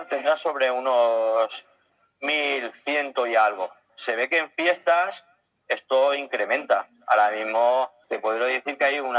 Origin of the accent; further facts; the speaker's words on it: Elche, Valencian Community, Spain; Pues yo soy de Elche. De, Elche. Eh, de, la provincia de Alicante, un pueblo muy conocido por sus palmeras.